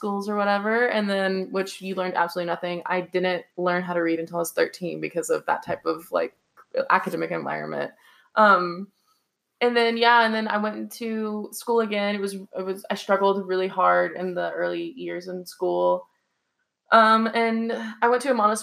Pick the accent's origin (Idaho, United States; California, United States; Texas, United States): Texas, United States; Deer Park; also born or lived in Houston, Texas; I'm actually from Deer Park, Texas